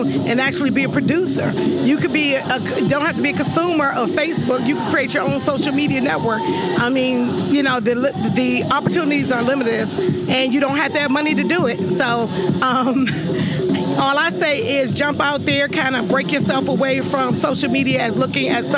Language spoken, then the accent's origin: English; Washington, District of Columbia, United States; I'm from Washington, D.C., born and raised.